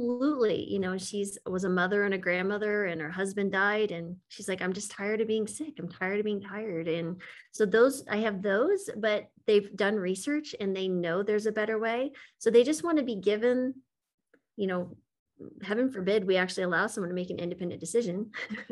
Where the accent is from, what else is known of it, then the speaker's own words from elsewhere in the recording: United States; as an American